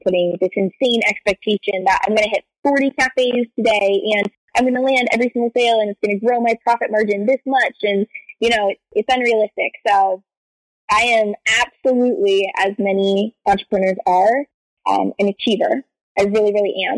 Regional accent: East Coast, United States; moved away as an adult; also born or lived in San Francisco; now in New York, United States; I'm originally from the East Coast

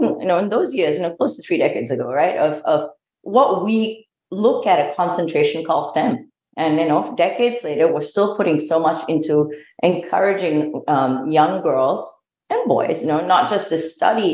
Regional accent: Australia; moved away as an adult; also born or lived in Malaysia; grew up pretty much in Australia most of my formative years, and my education and my early work experience was in Australia

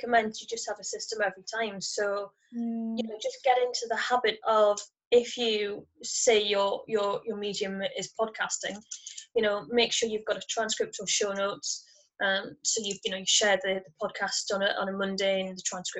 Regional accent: United Kingdom; accent: northern; my northern accent.

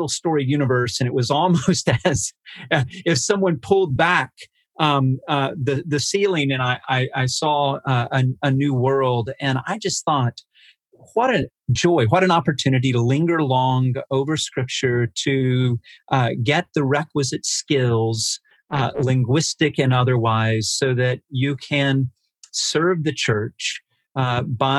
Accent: Wichita Falls, Texas, United States; I'm a Texan, born and bred, born in Wichita Falls, Texas, which is near the Texas-Oklahoma border.

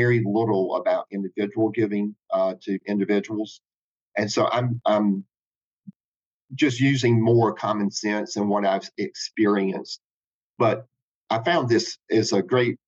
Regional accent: South Carolina, United States; moved away; also born or lived in Charlotte; growing up in South Carolina

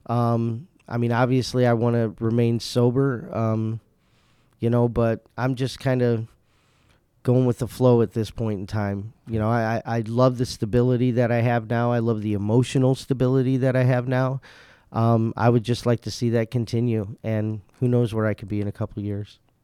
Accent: Indiana, United States; moved away as an adult; now in West Michigan, United States; I'm actually from Indiana

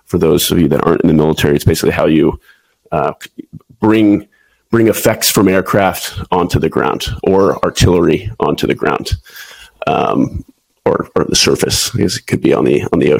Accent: Houston, Texas, United States; moved away as an adult; also born or lived in Waco, Texas / Pensacola, Florida / Lemoore, California / Japan; now in San Diego, United States; I'm originally from Houston, Texas.

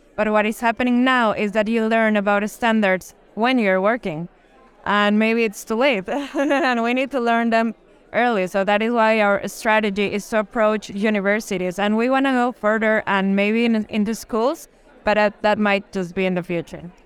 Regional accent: La Paz, Bolivia; we're from La Paz

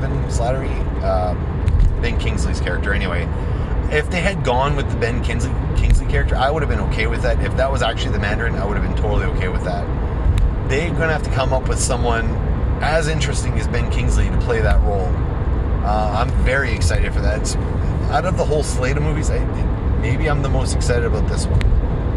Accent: Canada; As a Canadian

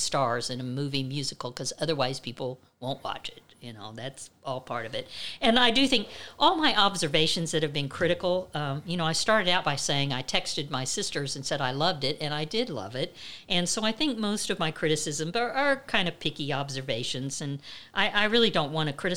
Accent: Midwest, United States; I grew up in the Midwest

